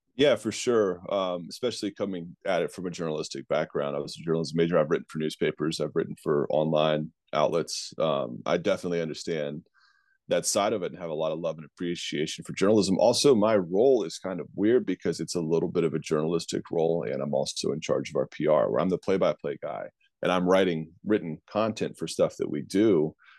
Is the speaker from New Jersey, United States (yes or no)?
no; Virginia, United States; the Richmond Flying Squirrels, which I think is the flagship baseball program in my home state